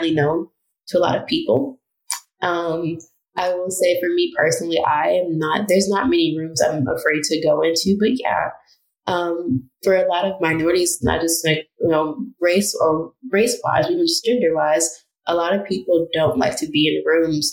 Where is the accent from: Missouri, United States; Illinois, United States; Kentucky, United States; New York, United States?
Illinois, United States; Chicago; moved away as an adult; also born or lived in Evanston, Illinois / Tennessee / Alabama; now in Rhode Island, United States; going from Southside Chicago, where Englewood particularly is all Black